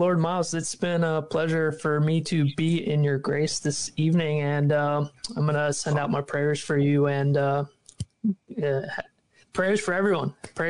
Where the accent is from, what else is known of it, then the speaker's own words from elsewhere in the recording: the South, United States; I'm from the States, so it's like a funny thing. I'm in the southern region